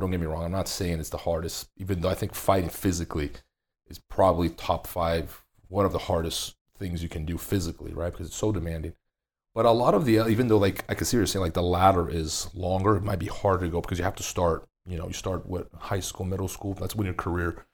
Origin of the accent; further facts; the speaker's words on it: Brazil; now in Las Vegas, United States; I grew up in Brazil.